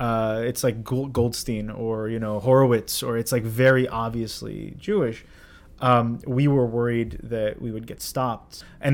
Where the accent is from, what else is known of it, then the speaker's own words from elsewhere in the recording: Beirut, Beirut Governorate, Lebanon; moved away; I was born in Beirut. I was born at AUB.